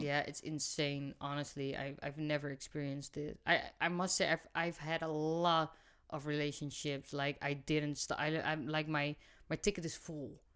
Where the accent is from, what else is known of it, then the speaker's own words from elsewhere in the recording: Rotterdam, South Holland, Netherlands; I come from Rotterdam, so it's in my vocabulary